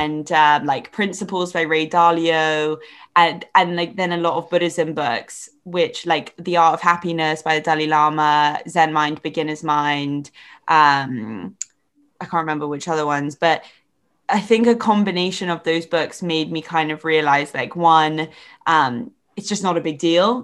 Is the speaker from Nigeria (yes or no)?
no; England, United Kingdom; accent: English; also born or lived in Ireland; we both have such English accents